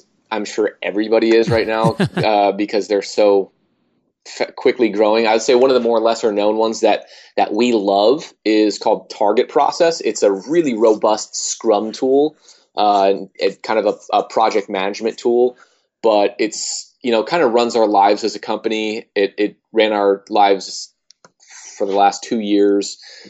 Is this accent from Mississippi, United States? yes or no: no; Iowa, United States; I mean, I grew up in Iowa, so there was very few people there